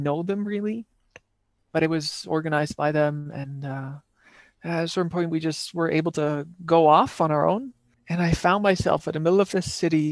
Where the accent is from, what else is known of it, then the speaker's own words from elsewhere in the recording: Netherlands; English is a second language; moved away; back in my home country in the Netherlands